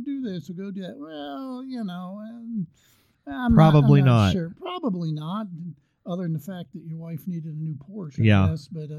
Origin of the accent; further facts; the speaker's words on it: Northeast, United States; I grew up in the Northeast. I mean, you know, we traveled.